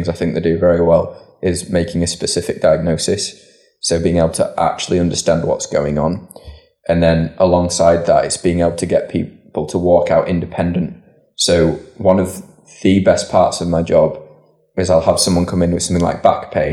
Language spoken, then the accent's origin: English; Leeds, Yorkshire and the Humber, United Kingdom; raised in North Leeds.